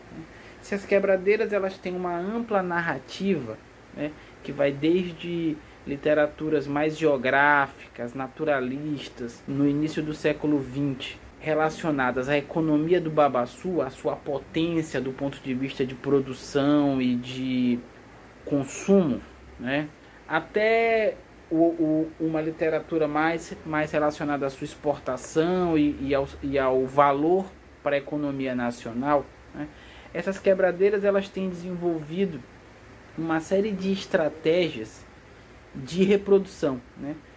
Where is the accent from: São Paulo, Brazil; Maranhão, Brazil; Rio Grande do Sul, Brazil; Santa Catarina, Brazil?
Maranhão, Brazil; eu sou originalmente do Maranhão